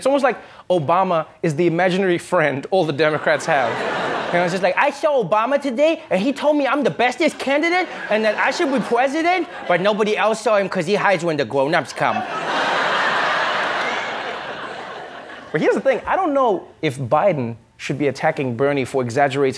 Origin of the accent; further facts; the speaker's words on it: South Africa; as a South African